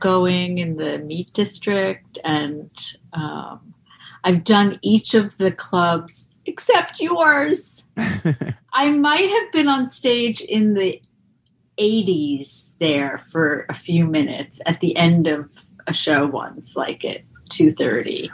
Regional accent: Roslyn, New York, United States; moved away as an adult; also born or lived in Boston; I'm from Long Island, um, but then I moved to Boston

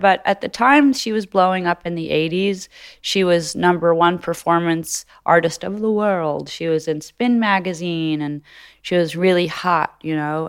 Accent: Los Angeles, California, United States; moved away as an adult; also born or lived in New York; I grew up in Los Angeles as a baby

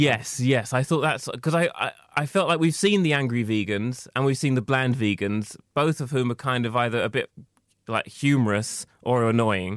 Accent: Essex, East of England, United Kingdom; I was growing up in Essex, it wasn't possible for me to be who I was

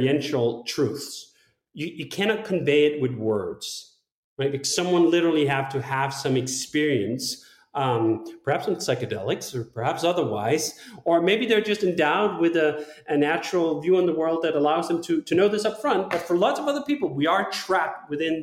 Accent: Denmark; I'm from Denmark

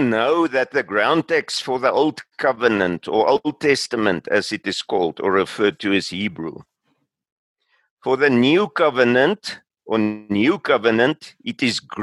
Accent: South Africa; also born or lived in Pretoria; I'm from South Africa

